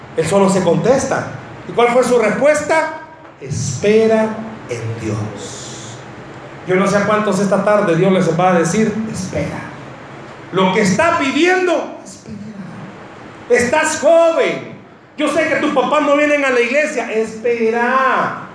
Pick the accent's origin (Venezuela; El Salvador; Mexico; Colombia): El Salvador; accent: Salvadoran; en buen salvadoreño